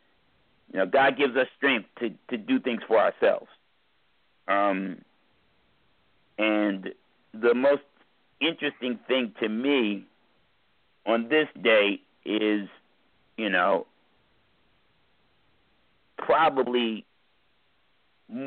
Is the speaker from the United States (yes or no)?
yes; United States; I wouldn't say I'm not American. It's where the fuck I'm born